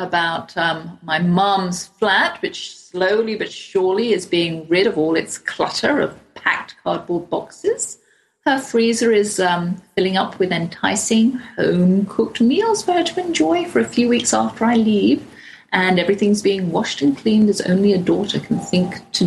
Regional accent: England, United Kingdom; accent: English; moved away as an adult; now in United States; I've got my English accent

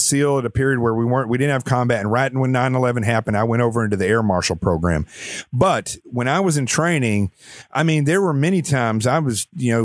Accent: Arkansas, United States; I grew up extremely poor in Arkansas.

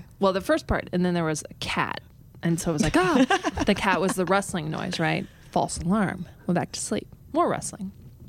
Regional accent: United States; I am American. Yeah, exactly. Sound like I'm from the Midwest, you know, but it was just a really strange thing.

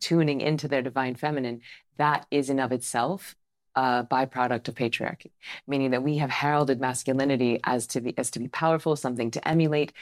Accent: Tallahassee, Florida, United States; I grew up Southern Baptist, right? So I'm from Tallahassee, Florida

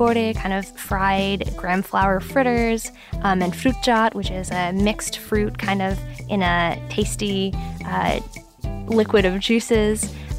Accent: New York City, New York, United States; now in Washington, D.C., United States; I was born and raised in New York City, but my family is South Asian. My mom is from India and my dad is from Pakistan.

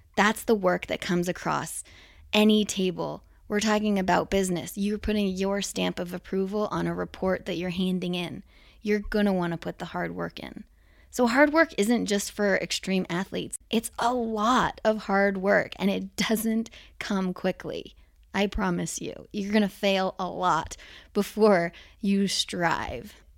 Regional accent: Whistler, British Columbia, Canada; growing up in Whistler

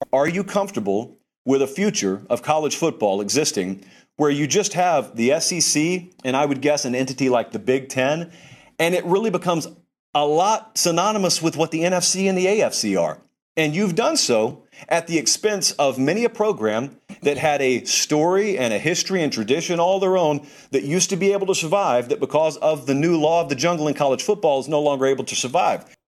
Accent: Georgia, United States; moved away; I was back in my home state of Georgia

